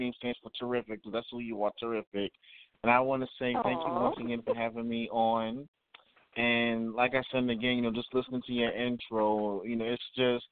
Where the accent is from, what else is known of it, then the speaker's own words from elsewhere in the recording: New York City, New York, United States; now in Valdosta, United States; I was born in New York City, but I reside here in Valdosta, Georgia.